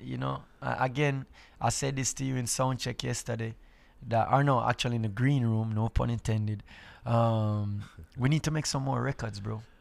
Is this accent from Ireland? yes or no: no; Jamaica; I, being a Jamaican